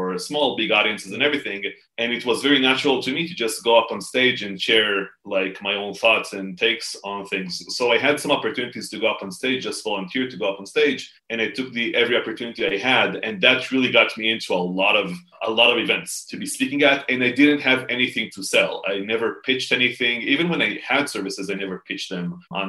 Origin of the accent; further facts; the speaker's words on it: Israel; in Israel, I'm from Israel. So in Israel, you serve in the military